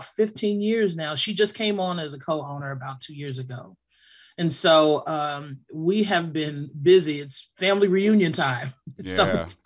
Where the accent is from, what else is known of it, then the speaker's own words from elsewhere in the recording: Kansas City, Missouri, United States; also born or lived in Jackson, Mississippi; I was born in Jackson, Mississippi, but I was raised here in Kansas City, Missouri